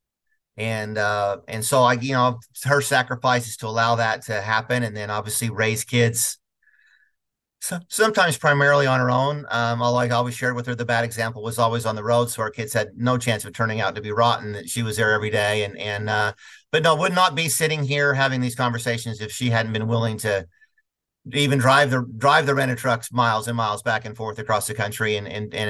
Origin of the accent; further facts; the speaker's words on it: Utah, United States; moved away as an adult; now in Atlanta, United States; I'm from Utah